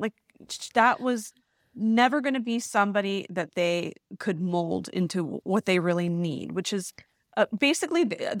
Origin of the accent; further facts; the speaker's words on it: United States; I'm going to make it work because I'm an American woman, which we can relate to.